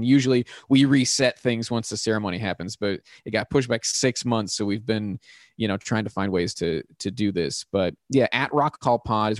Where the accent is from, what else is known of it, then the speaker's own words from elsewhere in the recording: Pittsburgh, Pennsylvania, United States; Yeah, I grew up in the North Hills. North Hills of Pittsburgh.